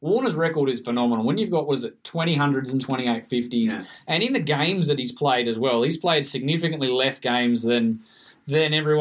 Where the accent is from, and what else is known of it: Australia